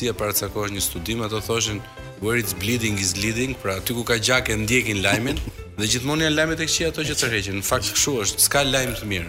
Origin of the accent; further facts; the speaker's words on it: Albania; gjithë jemi shqiptar, për mirë ose për keq